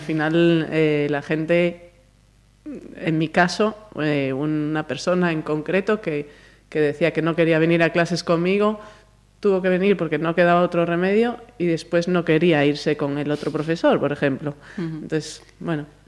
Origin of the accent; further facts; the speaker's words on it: Galicia, Spain; moved away; also born or lived in Madrid; somos las gallegas